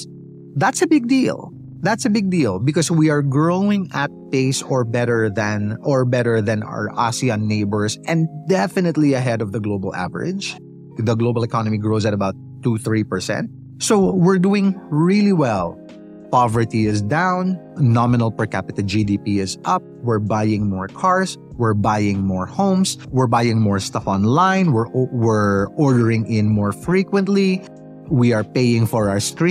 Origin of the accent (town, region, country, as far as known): Philippines